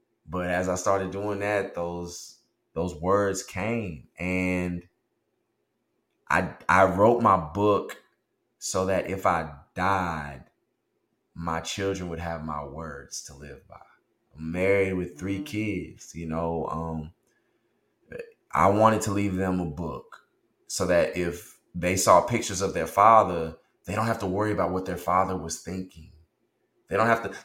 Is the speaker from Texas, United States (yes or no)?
yes; the South, Texas, United States; a young boy growing up in the South